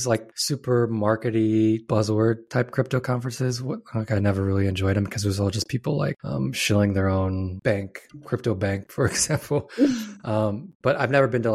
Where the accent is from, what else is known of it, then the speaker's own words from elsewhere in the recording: Nebraska, United States; I grew up in Nebraska